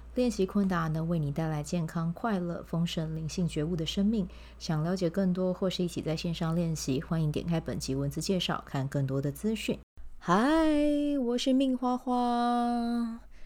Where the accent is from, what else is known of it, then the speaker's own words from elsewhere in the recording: Kaohsiung, Taiwan; 让我自己身为高雄人是蛮感到骄傲的